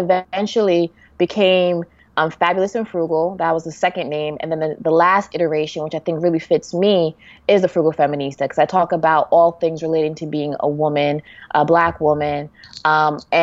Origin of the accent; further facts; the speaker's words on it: New York City, New York, United States; I'm from New York